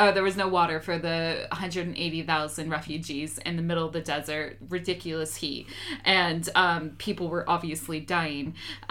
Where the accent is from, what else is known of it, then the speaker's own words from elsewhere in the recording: United States; Like, John and I, even though he's British, I'm American, we had very similar upbringing